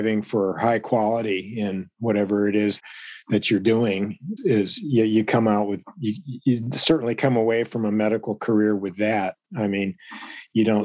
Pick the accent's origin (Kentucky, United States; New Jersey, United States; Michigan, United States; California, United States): Michigan, United States; Ann Arbor; moved away as an adult; also born or lived in Australia; I grew up in Ann Arbor and went to school there. And then I moved to Australia after